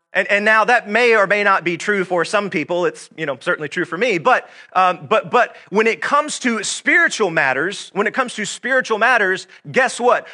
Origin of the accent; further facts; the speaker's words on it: Georgia, United States; I was born and raised right here in Georgia